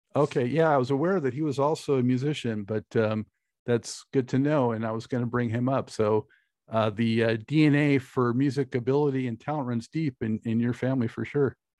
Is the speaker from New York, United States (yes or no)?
no; Los Angeles, California, United States; now in Charlotte, United States; originally from Los Angeles